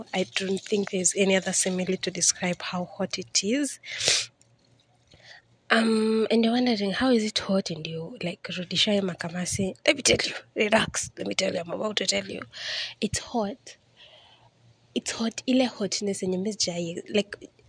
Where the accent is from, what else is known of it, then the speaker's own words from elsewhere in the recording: Kenya; moved away as an adult; now in Riyadh, Saudi Arabia; that's how I found myself in an aeroplane. And I moved from Kenya.